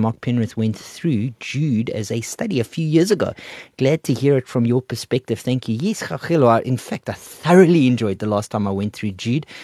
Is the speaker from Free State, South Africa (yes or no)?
no; Port Elizabeth, Eastern Cape, South Africa; now in Gauteng, South Africa; I'm from the coast, I'm from Port Elizabeth